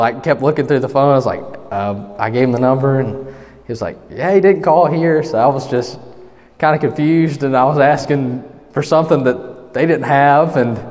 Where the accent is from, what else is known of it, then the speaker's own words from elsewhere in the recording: Eufaula, Alabama, United States; I'm from Eufaula